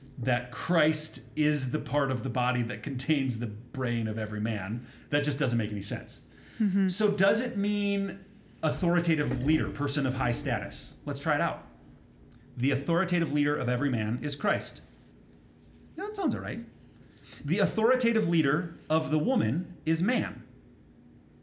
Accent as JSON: {"language": "English", "region": "Minnesota", "country": "United States", "tie": "born or raised there", "said": "I grew up in Minnesota"}